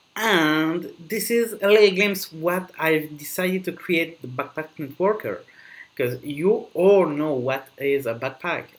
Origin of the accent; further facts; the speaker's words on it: Belgium; now in Dubai, United Arab Emirates; I'm basically from Belgium, but I live in Dubai